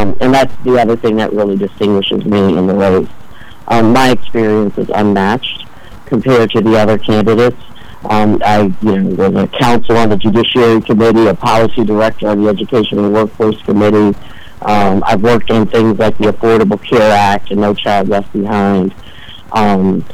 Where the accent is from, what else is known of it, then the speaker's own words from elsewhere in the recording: Chicago, Illinois, United States; also born or lived in Hyde Park, Chicago; I was born in Hyde Park, but I grew up in Roseland, which is a really tough neighborhood on the far south side.